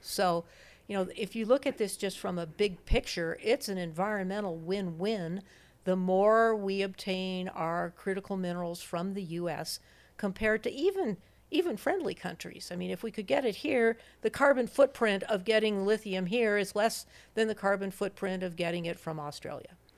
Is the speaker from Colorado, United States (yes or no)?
yes; Denver, Colorado, United States; moved away as an adult; also born or lived in Wellesley, Massachusetts / Missoula, Montana; I'm a Westerner. I was born and raised in Denver, Colorado